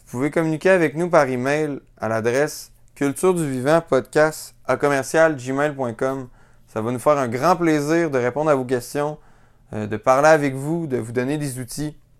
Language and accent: French; Quebec City, Quebec, Canada; je suis originaire de la ville de Québec. C'est là que j'ai grandi